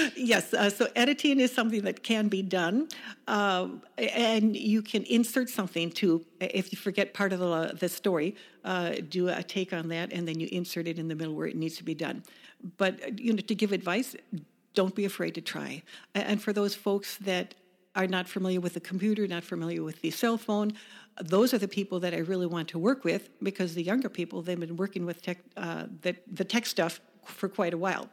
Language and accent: English; Chicago suburbs, Illinois, United States; moved away as an adult; also born or lived in Wisconsin / Clintonville / Colorado / Atlanta, Georgia; so we were born in Chicago, raised in the suburbs